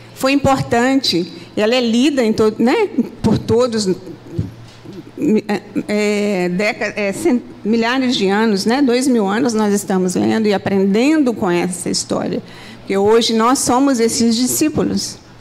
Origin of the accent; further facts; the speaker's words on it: Minas Gerais, Brazil; moved away as an adult; now in Rio de Janeiro, Brazil; eu sou de Minas